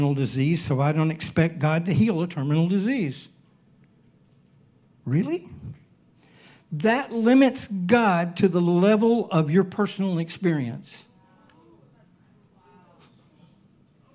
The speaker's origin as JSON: {"language": "English", "region": "Alabama", "country": "United States", "tie": "born or raised there", "moved": "yes", "lives_now": "Hawaii, United States", "said": "I was born and raised in Alabama."}